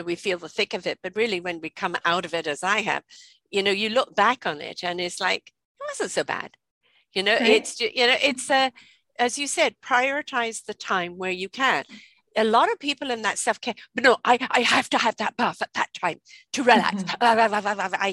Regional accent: England, United Kingdom; moved away; I grew up in England, and I grew up with people that used to come and clean the house.

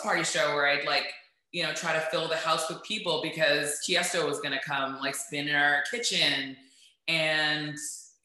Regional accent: Toronto, Ontario, Canada; I'm from Toronto, right? Yeah. I grew up at like Jane and Finch until I was around 7, and then I moved to like the Bathurst and Finch area, which is so North Yorks

